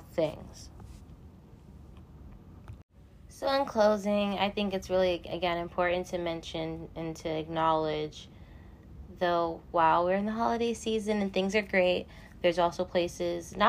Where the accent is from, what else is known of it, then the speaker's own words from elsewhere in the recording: New York City, New York, United States; my hometown of Staten Island